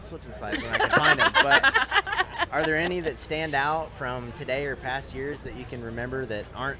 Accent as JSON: {"language": "English", "town": "Iowa City", "region": "Iowa", "country": "United States", "said": "Iowa City, Iowa."}